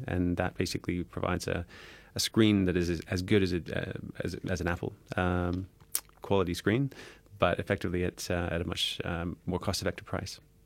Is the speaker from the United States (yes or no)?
no; Canada; now in United Kingdom; I'm Canadian